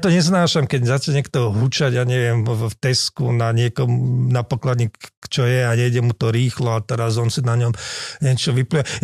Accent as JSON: {"language": "Slovak", "region": "Gemer", "country": "Slovakia", "tie": "born or raised there", "said": "ja som Gemerčan"}